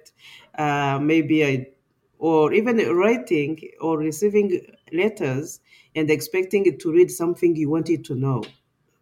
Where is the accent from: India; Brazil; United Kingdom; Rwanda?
Rwanda; first language Kinyarwanda; English is a second language; now in Canada; Kinyarwanda, which is my mother tongue